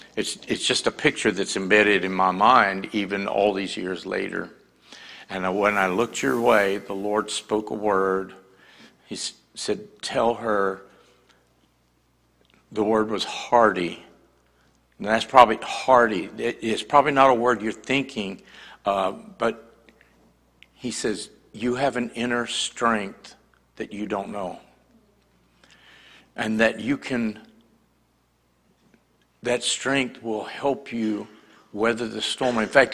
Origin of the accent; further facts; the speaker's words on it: Boston, Massachusetts, United States; also born or lived in New Hampshire; I lived in New Hampshire. I'm from the Northeast. I was born in Boston.